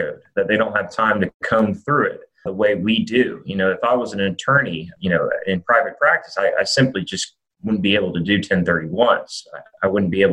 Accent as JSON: {"language": "English", "town": "Birmingham", "region": "Alabama", "country": "United States", "tie": "born or raised there", "also_born_or_lived": "New Orleans, Louisiana", "moved": "as an adult", "lives_now": "Nashville, United States", "said": "I was born and raised in Birmingham, undergrad at Alabama."}